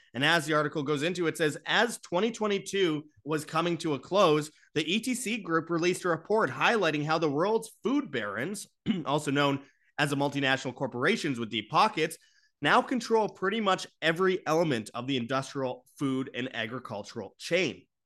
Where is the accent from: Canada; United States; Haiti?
Canada; Winnipeg, Manitoba; in Winnipeg, Canada, my hometown